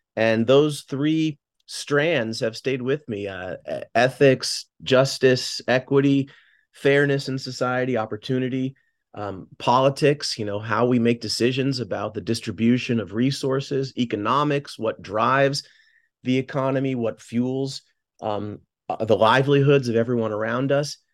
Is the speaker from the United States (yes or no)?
yes; Newton, Massachusetts, United States; moved away as an adult; also born or lived in Bay Area, California; now in New Haven, United States; I'm from Newton, Massachusetts, just contiguous to Boston.